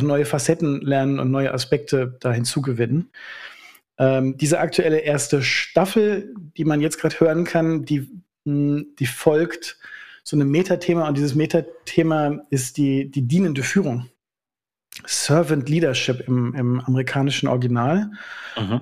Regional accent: North Rhine-Westphalia, Germany; also born or lived in Schaumburger Land / Obernkirchen; now in Berlin, Germany; Ich bin eigentlich Ostwestfale

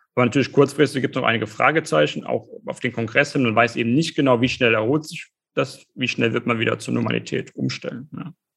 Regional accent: Germany; bei uns in Deutschland

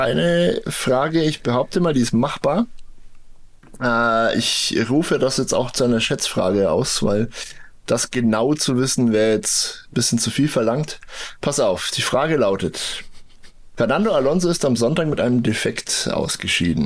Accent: Bavaria, Germany; hier bei uns in Bayern

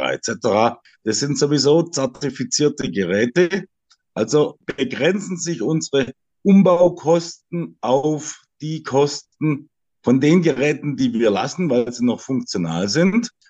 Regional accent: Swabia, Germany; Ich bin Schwabe

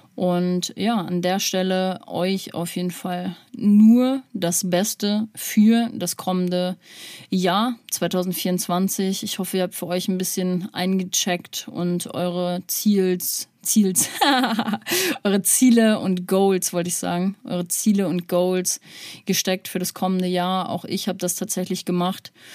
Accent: North Rhine-Westphalia, Germany; now in Hamburg, Germany; ich komme aus NRW

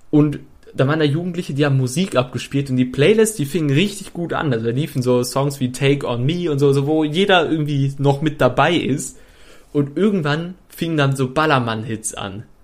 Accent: Troisdorf, North Rhine-Westphalia, Germany; ich komme ja eigentlich aus Troisdorf und da gibt es äh, auch irgendwie in, in Troisdorf-Eschmar gibt es die Eschmarer Mühle

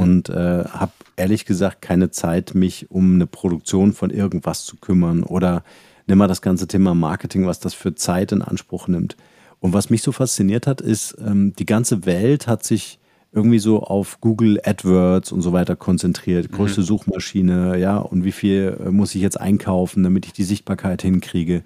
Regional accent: Halle, Saxony-Anhalt, Germany; moved away as an adult; also born or lived in Munich, Germany; ich bin äh, aufgewachsen in Halle, da mhm. bin ich geboren

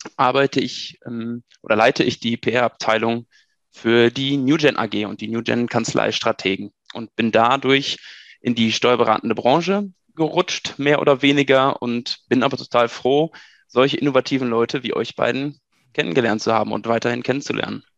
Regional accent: Germany; also born or lived in Münster / Dortmund; ins schöne Haus gekommen seid, meinem Geburtsort.

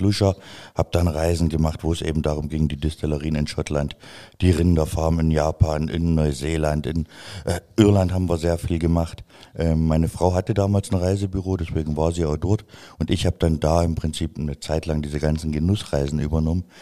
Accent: a village in East Germany, Germany; ich komme vom Dorf, ich komme vom Dorf, aus dem Osten, wo noch die Mauer stand

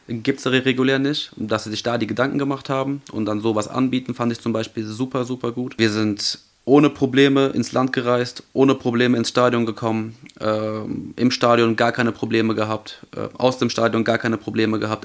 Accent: Germany; wir kommen eigentlich aus Deutschland

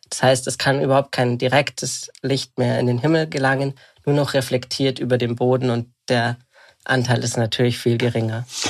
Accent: Bad Reichenhall, Bavaria, Germany; also born or lived in Munich; Ich bin gerade in Bad Reichenhall, tatsächlich dem Ort, wo ich aufgewachsen bin

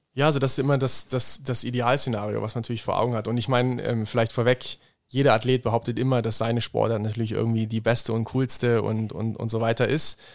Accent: Bad Lauterberg im Harz, Lower Saxony, Germany; moved away as an adult; now in Innsbruck, Austria; aus meiner Heimat, Bad Lauterberg im Harz

